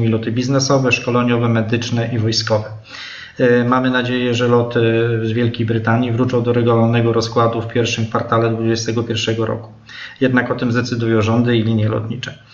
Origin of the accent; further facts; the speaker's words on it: Olsztyn, Warmian-Masurian Voivodeship, Poland; jestem z Olsztyna, dlatego nas to cieszy, że nie trzeba daleko jechać, odprowadzać.